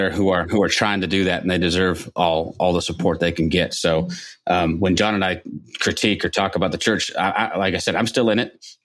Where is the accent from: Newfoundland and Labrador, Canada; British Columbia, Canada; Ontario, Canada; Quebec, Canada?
Ontario, Canada; Toronto; That's my hometown, Toronto.